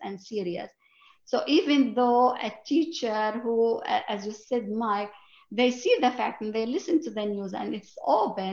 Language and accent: English; Palestine; moved away as an adult; also born or lived in East Jerusalem; now in United States; I'm a Christian Palestinian. I was a teacher in East Jerusalem